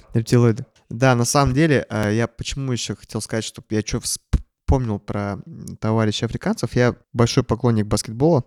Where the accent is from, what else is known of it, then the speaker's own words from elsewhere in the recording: Kazakhstan; moved away; я вырос э, в Казахстане